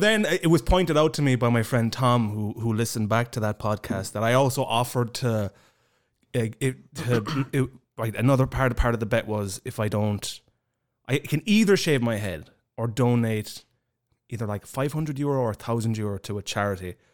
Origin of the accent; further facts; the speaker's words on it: Ireland; now in Estonia; growing up in Ireland